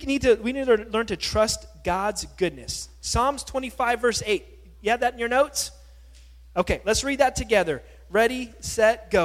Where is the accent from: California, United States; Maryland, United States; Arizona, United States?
California, United States; moved away; also born or lived in Hawaii; growing up in California, living in Hawaii for some time